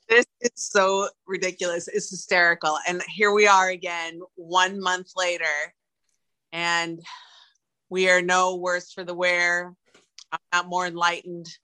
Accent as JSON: {"language": "English", "town": "Milwaukee", "region": "Wisconsin", "country": "United States", "said": "I'm I'm from Milwaukee"}